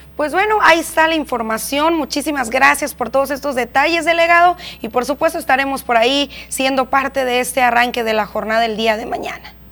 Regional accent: Mexico; como buenos mexicanos

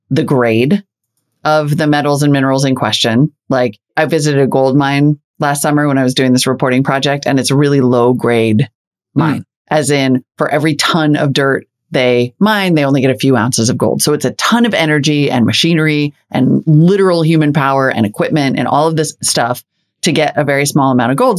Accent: North Dakota, United States; my home state of North Dakota

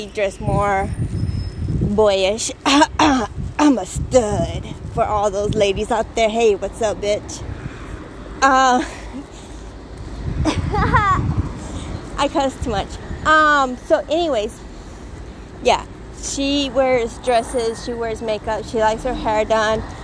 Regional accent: United States; now in Israel; I grew up in the United States.

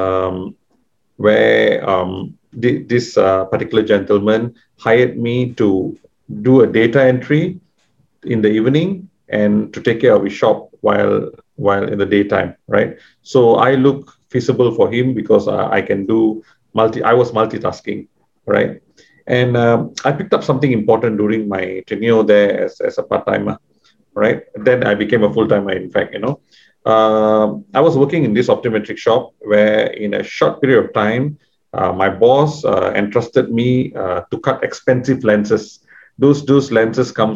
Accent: Seremban, Negeri Sembilan, Malaysia; also born or lived in United Kingdom; we grew up in that kind of culture

